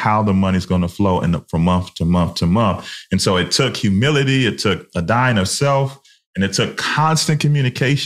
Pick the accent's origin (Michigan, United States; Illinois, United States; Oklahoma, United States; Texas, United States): Illinois, United States; Chicago; we're from Chicago in the 90s